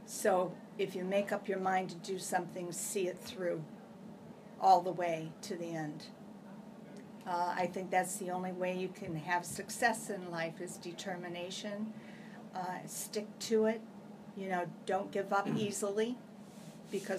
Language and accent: English; North East, Pennsylvania, United States; I'm originally from a small town near Erie, PA, Pennsylvania. It's called Northeast Pennsylvania.